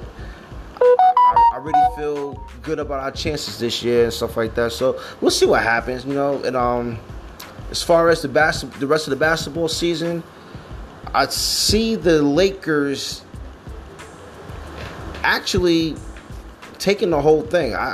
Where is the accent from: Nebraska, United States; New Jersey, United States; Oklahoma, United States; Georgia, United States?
New Jersey, United States; I'm from Jersey